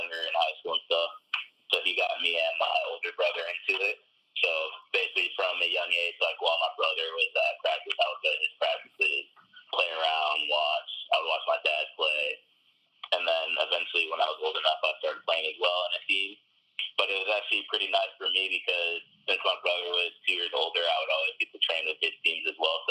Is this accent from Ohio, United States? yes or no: no; Michigan, United States; I was from Michigan